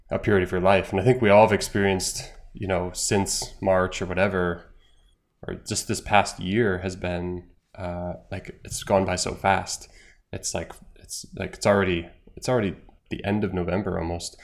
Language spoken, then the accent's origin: English; United States; moved away as an adult; now in Ireland; as an American in Ireland